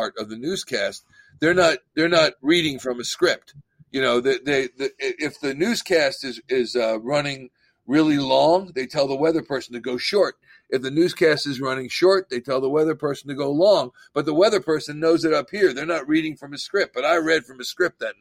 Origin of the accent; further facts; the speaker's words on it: Central New Jersey, United States; moved away as an adult; also born or lived in Boston / Philadelphia area; I'm from Central New Jersey